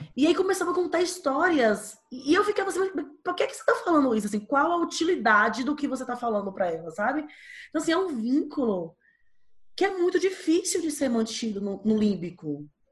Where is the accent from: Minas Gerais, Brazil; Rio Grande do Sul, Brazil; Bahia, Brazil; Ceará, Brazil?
Bahia, Brazil; eu sou baiana